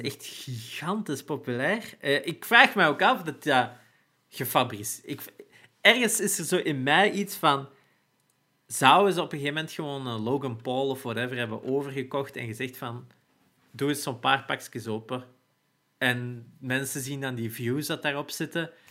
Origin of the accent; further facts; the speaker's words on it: Turnhout, Flanders, Belgium; in Turnhout, waar ik geboren ben, en ook lang gewoond heb.